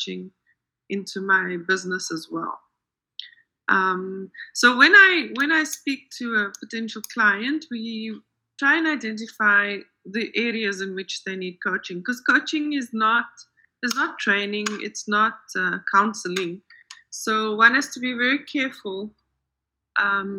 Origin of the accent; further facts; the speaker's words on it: South Africa; also born or lived in United States; I am a life coach for women in business, and I am from South Africa